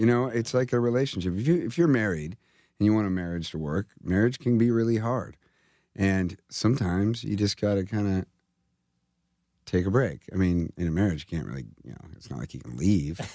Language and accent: English; California, United States; I'm from California.